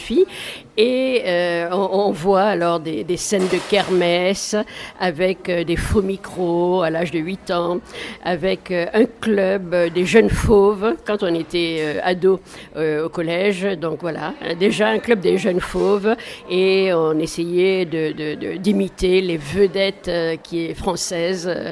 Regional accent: Mali; moved away as an adult; also born or lived in Paris; moi j'ai grandi, je suis née au Mali, euh, donc euh, jusqu'à l'âge de 18 ans, et après je suis venue à Paris faire mes études

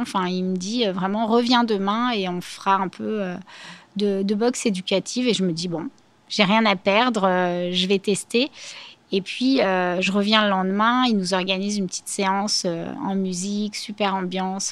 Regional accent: Clichy, Boulogne, Aubervilliers, Île-de-France, France; j'ai grandi d'abord à Clichy, Boulogne, et je suis arrivée euh, à Aubervilliers à l'âge de 13 ans

